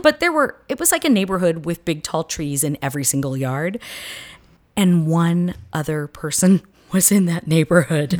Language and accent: English; southern US, United States; accent: southern; moved away; my southern accent